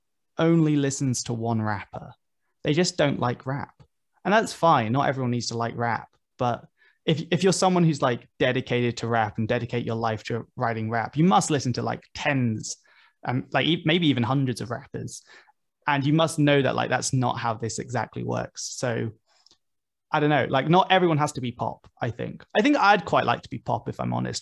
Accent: United Kingdom; as a British rapper

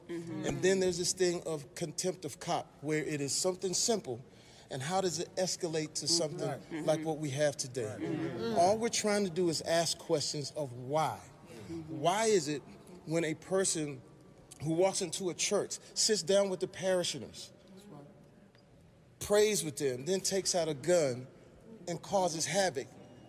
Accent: Terrell, Texas, United States; I'm a young boy from... Well, older now, but I'm a young cat from Texas. I'm from Terrell, Texas.

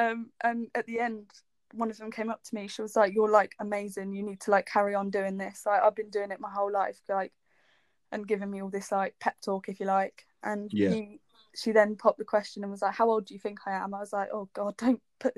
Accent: Brackley, East Midlands, United Kingdom; Brackley, which is where I'm from.

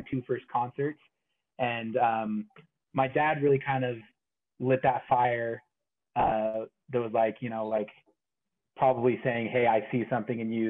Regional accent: Springville, Utah, United States; I'm a musician from Springville, Utah, which is south of Provo

